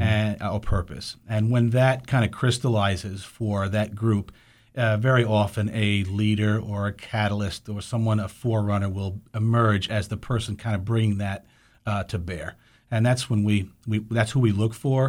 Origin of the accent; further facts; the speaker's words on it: New York City, New York, United States; growing up in New York City